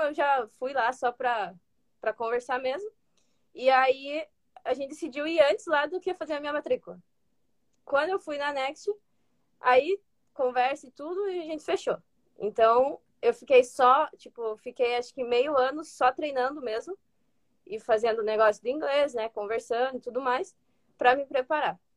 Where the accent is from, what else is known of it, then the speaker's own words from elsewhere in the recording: Ponta Grossa, Paraná, Brazil; moved away as an adult; also born or lived in Curitiba; now in United States; eu sou lá de Ponta Grossa, do Paraná, cidade pequena